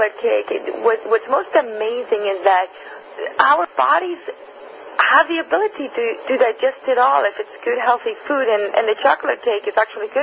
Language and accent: English; Spain; now in United States; I'm originally from Spain